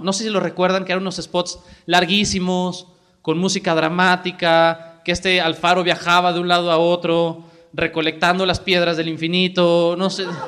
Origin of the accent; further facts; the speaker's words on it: Jalisco, Mexico; en Jalisco particularmente tenemos una demanda muy alta de políticos que sean muy capaces porque tenemos un estado muy diverso